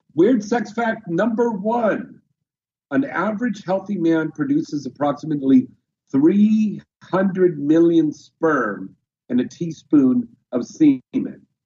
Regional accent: United States; accent: American; my American accent

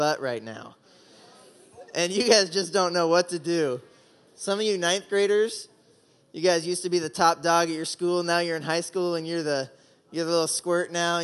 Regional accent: Oklahoma, United States; moved away as an adult; also born or lived in Indiana; I grew up in Oklahoma

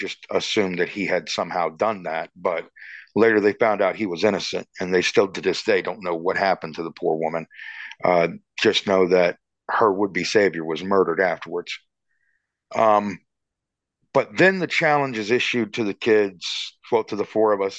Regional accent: Georgetown, South Carolina, United States; I grew up in Georgetown, South Carolina

